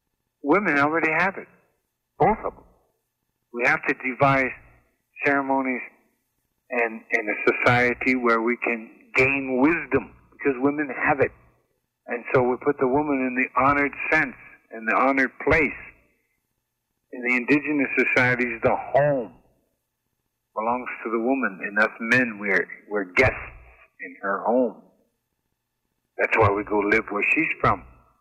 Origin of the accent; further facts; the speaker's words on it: United States; So I am an Indian. What makes me Lakota? What makes me Oglala and Yankton? What makes me Crow? I've got Crow blood.